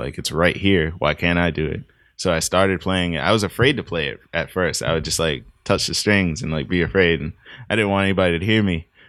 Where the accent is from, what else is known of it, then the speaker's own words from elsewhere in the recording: Boston, Massachusetts, United States; So in Mattapan, I lived on a street with a bunch of kids